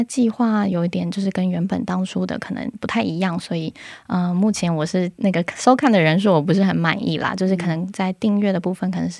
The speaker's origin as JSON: {"language": "Chinese", "country": "Taiwan", "lives_now": "South Korea", "said": "呃，原本在台湾是做体育记者，那是采访棒球为主。现在呢，就是来到韩国"}